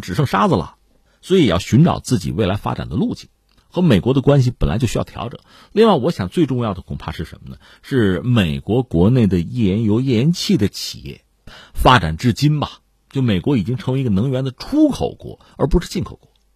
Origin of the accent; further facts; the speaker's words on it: China; 我作为一个中国人